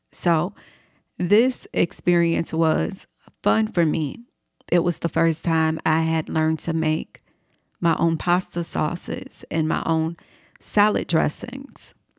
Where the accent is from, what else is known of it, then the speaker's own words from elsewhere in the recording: Chicago, Illinois, United States; moved away as an adult; also born or lived in New York City; I uprooted myself from my hometown in Chicago, Illinois, and I moved to New York City.